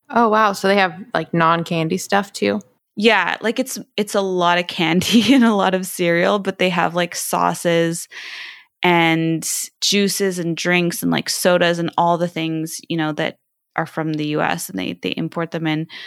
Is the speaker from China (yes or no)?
yes; China; also born or lived in Southeast Asia; See, I was raised in Southeast Asia and and in China, and I love spicy food